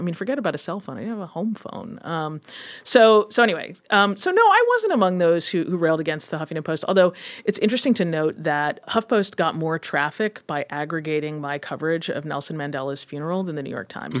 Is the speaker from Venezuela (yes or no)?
no; Kenya; also born or lived in Ghana; You know, I grew up in Kenya and in Ghana in a very kind of information starved environment where we had very, very few sources of news.